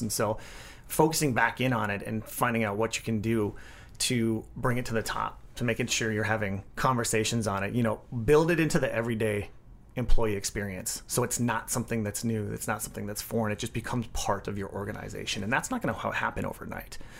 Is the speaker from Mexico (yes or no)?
no; Midwest, United States; being born and raised in the Midwest